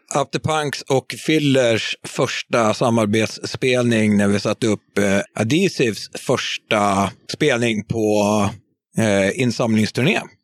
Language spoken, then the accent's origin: Swedish; Bettna, Södermanland, Sweden; moved away; also born or lived in Katrineholm; Bettna från eh, början